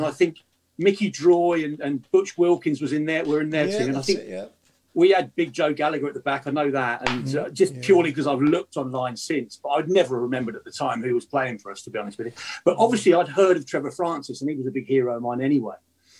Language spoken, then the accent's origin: English; Guildford, South East England, United Kingdom; I lived in Guildford. I grew up in Guildford in Surrey